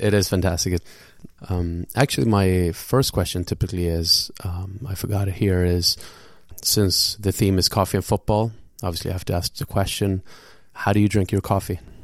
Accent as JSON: {"language": "English", "town": "Gothenburg", "region": "Västra Götaland", "country": "Sweden", "tie": "born or raised there", "moved": "yes", "lives_now": "New York, United States", "said": "Today we are in your hometown, which also happens to be my hometown in, in Gothenburg"}